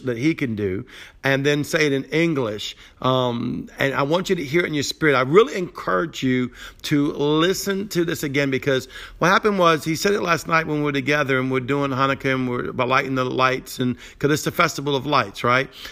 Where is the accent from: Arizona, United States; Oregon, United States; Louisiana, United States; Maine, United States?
Louisiana, United States; Cajun; I'm broken Cajun, not Jewish